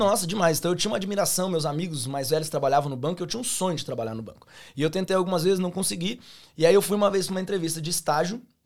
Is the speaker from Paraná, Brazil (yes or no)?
yes; Londrina, Paraná, Brazil; accent: pé vermelho; moved away as an adult; also born or lived in Campo Grande, Mato Grosso do Sul; now in Australia; Eu sou nascido em Campo Grande, Mato Grosso do Sul. Só que aí, com quatro anos de idade, eu fui para Londrina, Paraná